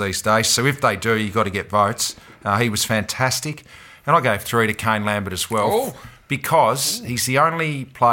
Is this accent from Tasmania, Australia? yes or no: yes; Tasmania, Australia; now in Victoria, Australia; I'm from Tasmania